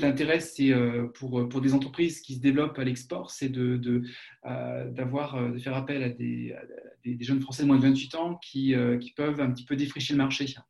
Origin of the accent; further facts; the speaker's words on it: France; accent: French; moved away as an adult; now in Germany; ça fait un petit peu plus de 20 ans que je suis en Allemagne, et euh, bon, j'ai mon accent que je traîne